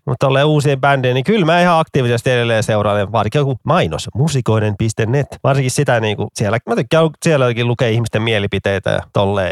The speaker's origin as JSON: {"language": "Finnish", "town": "Vantaa", "region": "Uusimaa", "country": "Finland", "said": "mun kotikulmilla Koivukylässä"}